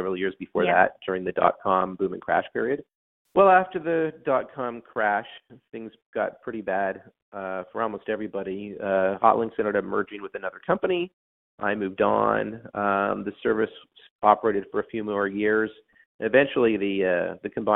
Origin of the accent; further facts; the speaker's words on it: Toronto, Ontario, Canada; moved away as an adult; also born or lived in Ottawa, Canada; now in Silicon Valley, United States; I am originally from Canada, born in Toronto.